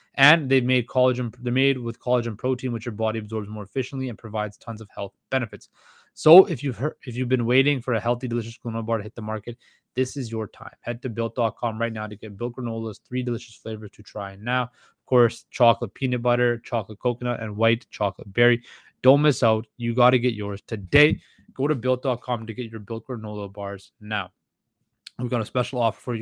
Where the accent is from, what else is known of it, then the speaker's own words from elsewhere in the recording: Surrey, British Columbia, Canada; Surrey, British Columbia, where I have been, where I was raised and where I'm from